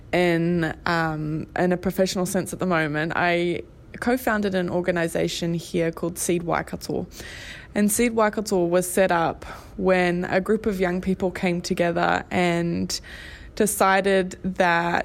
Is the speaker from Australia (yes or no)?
yes; Australia; moved away as an adult; now in Hamilton, New Zealand; I'm originally from Australia and moved over here about 11 years ago now.